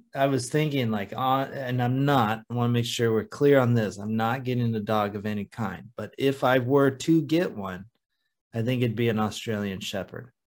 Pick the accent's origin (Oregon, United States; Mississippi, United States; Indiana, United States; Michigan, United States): Oregon, United States; Oregon coast, United States; it is another one from my hometown area